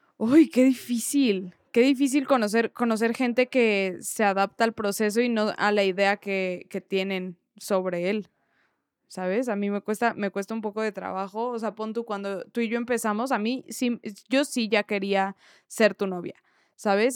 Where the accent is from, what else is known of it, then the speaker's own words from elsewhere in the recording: Mexico; soy mexicana